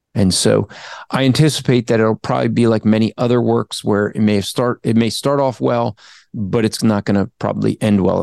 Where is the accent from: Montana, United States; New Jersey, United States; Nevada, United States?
New Jersey, United States; I'm from Jersey